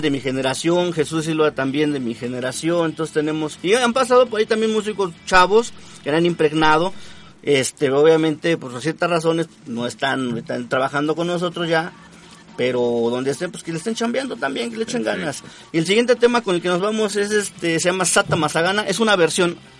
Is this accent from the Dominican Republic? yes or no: no; Puebla, Mexico; Soy del estado de Puebla